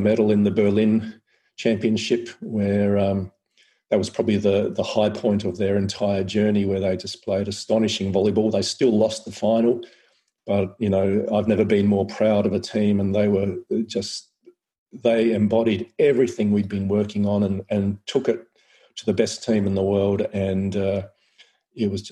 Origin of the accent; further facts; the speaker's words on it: Adelaide Hills, South Australia, Australia; now in Central Coast, Australia; I grew up in the Adelaide Hills